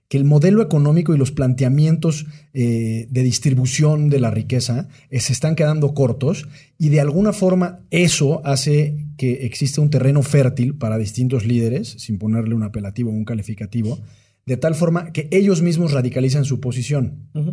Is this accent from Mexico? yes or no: yes; Mexico